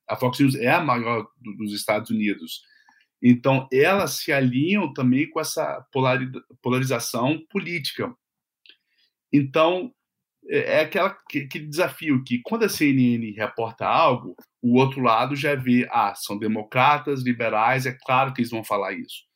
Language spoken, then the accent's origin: Portuguese; Vitória, Espírito Santo, Brazil; now in United States; eu sou de Vitória